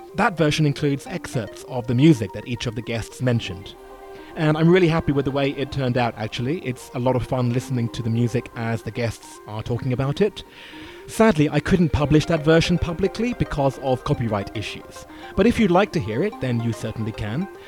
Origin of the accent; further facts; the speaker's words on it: United Kingdom; I'm a Brit